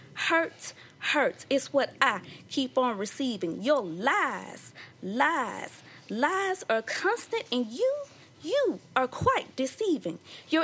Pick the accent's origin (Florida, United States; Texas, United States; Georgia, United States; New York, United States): Georgia, United States; Decatur; I'm originally from Decatur, Georgia.